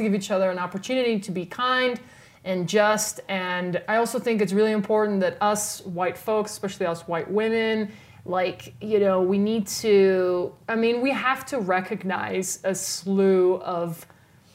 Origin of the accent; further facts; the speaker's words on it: South Africa; now in United States; someone South African who grew up in, literally, we call it the Rainbow Nation